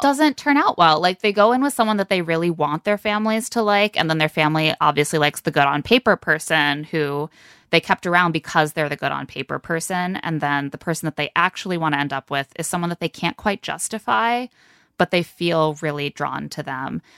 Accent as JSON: {"language": "English", "region": "Midwest", "country": "United States", "said": "I'm not from Minnesota, just the Midwesternness"}